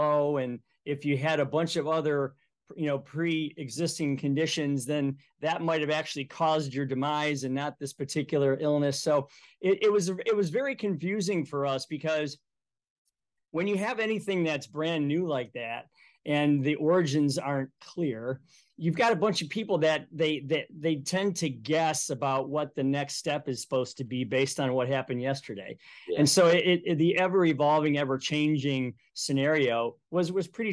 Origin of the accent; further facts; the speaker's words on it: Cleveland, Ohio, United States; now in Toledo, United States; I grew up in Cleveland, Ohio